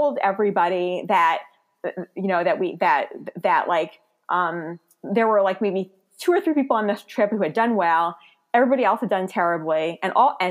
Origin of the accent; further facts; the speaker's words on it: New York City, New York, United States; moved away; I'm from Brooklyn